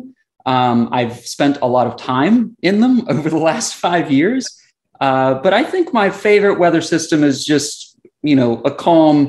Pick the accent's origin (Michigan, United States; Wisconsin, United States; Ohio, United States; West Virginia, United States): West Virginia, United States; Southern; moved away as an adult; now in Florida, United States; So I grew up in Southern West Virginia, mountains